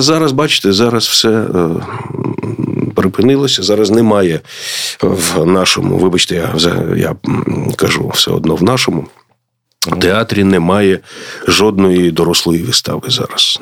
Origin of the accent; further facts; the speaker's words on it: Kharkiv, Kharkiv Oblast, Ukraine; я з Харкова